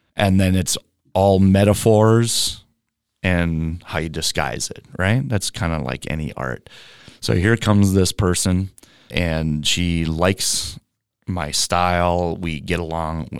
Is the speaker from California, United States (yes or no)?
no; Moorhead, Minnesota, United States; also born or lived in Seattle, Washington / Oregon / Australia; now in Los Angeles, United States; Moorhead, Minnesota. I'm a Minnesota farm boy. Well, small town, but grew up on a farm